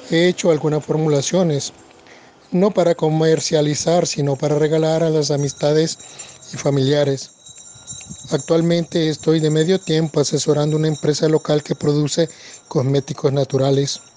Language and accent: Spanish; Nicaragua; de Nicaragua.